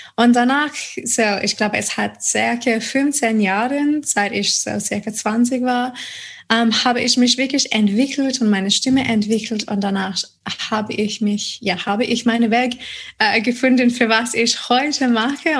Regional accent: Adelaide, South Australia, Australia; German is a second language; moved away as an adult; also born or lived in United States / Auckland, New Zealand / Odenwald, Germany; now in Germany; Und dann kam ich wieder zurück äh, nach Australien, nach Adelaide, meine Heimat.

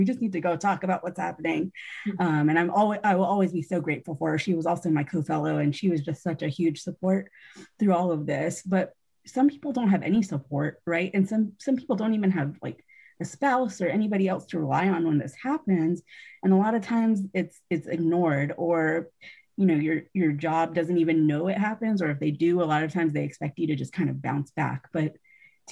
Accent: Georgia, United States; now in South Carolina, United States; growing up in Georgia

